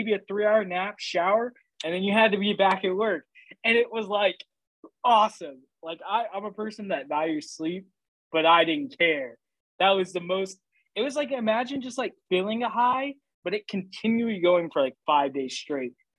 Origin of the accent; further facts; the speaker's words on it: Oklahoma, United States; growing up in Oklahoma